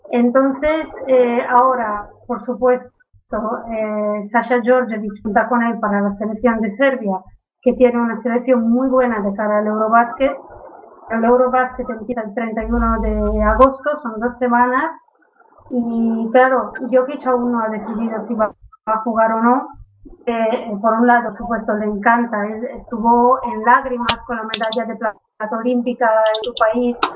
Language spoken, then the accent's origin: Spanish; Catalonia, Spain; soy catalán.